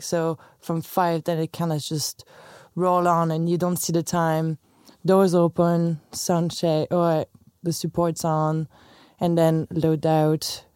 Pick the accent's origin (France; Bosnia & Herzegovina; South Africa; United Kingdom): France; English is a second language; moved away as an adult; also born or lived in Chicago; now in Dublin, Ireland